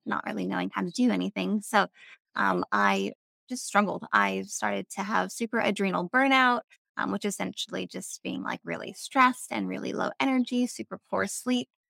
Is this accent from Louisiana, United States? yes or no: no; Avalon, California, United States; moved away as an adult; also born or lived in North Carolina; I grew up in California, um, I grew up on Catalina Island, which is a little island off the coast of Los Angeles